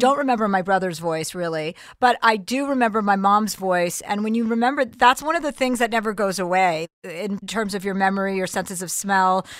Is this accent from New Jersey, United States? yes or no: yes; New Jersey, United States; accent: tri-state; I'm from New Jersey